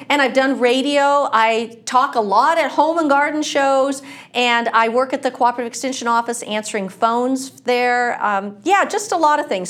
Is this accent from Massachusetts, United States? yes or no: no; Washington, United States; moved away as an adult; now in California, United States; I'm not from California. I'm from Washington State